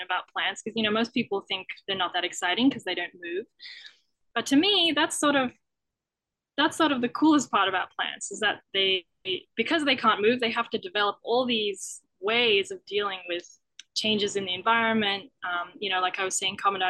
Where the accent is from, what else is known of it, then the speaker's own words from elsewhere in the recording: Australia; moved away as an adult; now in Canada; I'm from Australia